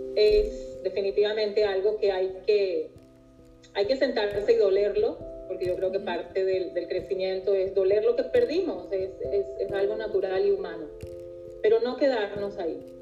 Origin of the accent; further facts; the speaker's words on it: Venezuela; moved away as an adult; also born or lived in New York; now in Israel; yo como venezolana, y tantos venezolanos que hemos tenido que dejar